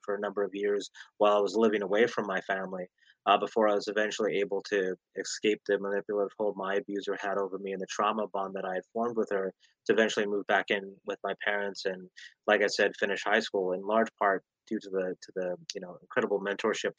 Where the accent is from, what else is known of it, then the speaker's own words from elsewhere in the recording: Las Vegas, Nevada, United States; in the inner city where we grew up in Las Vegas, Nevada